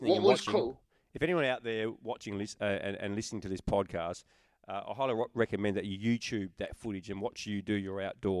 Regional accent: Australia; as an Australian from a very strong Muay Thai country that we are

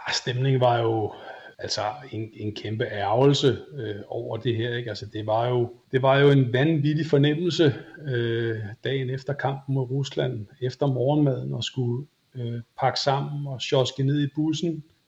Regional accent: Denmark

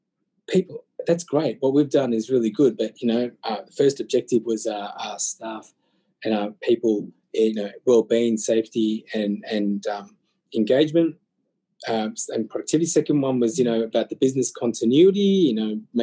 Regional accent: Australia; I was born and blessed in Aussie

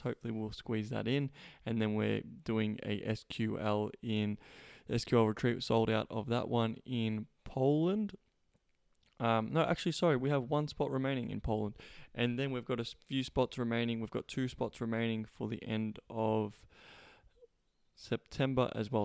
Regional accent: Australia; moved away; coming all the way from Australia, my home country.

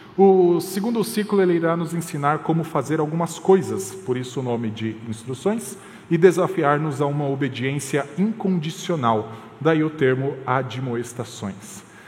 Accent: Paraná, Brazil; eu nasci no Paraná

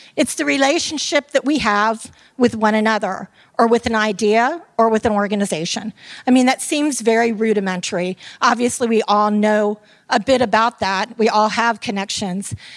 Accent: Tampa, Florida, United States; I am from Tampa, Florida, and I am called a Tampeño.

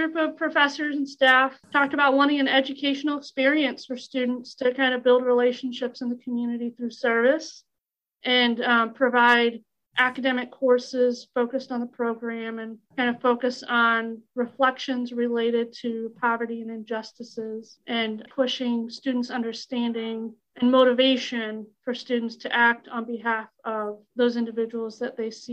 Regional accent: Texas, United States; moved away as an adult; also born or lived in St. Louis, Missouri; I grew up in Texas area

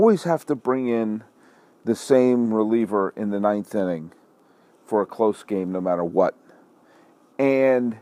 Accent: New England, United States; I was born in New England

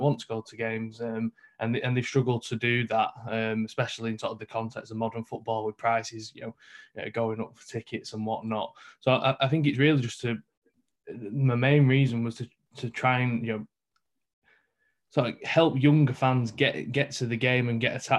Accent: Manchester, North West England, United Kingdom; I'm from New Moston, so up in the north of Manchester

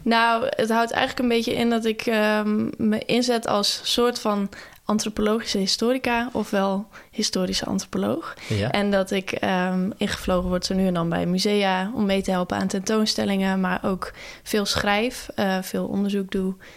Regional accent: Nes, Friesland, Netherlands; dat dorpje waar ik ben opgegroeid. Dat heet Nes. Dat is echt aan de overkant van Schiermonnikoog, maar dan net aan de wal.

